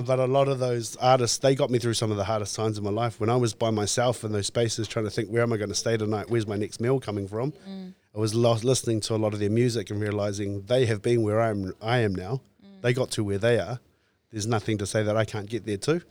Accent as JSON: {"language": "English", "town": "New Plymouth", "region": "Taranaki", "country": "New Zealand", "tie": "born or raised there", "said": "born and raised in Taranaki, um, in New Plymouth in town"}